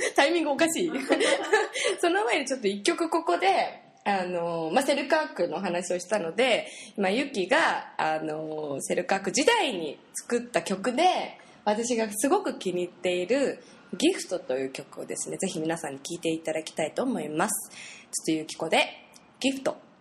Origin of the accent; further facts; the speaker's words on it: Saitama, Japan; 私はやっぱ埼玉出身だから